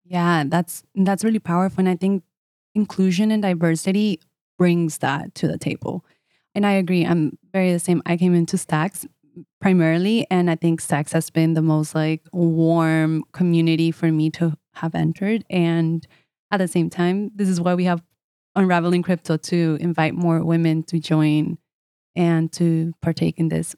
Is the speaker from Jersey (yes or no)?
no; United States; I'm Colombian as well, eh, although I grew up in the States